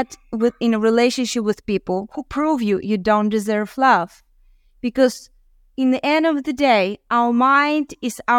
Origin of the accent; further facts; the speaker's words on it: Uzbekistan; moved away; I was born in Uzbekistan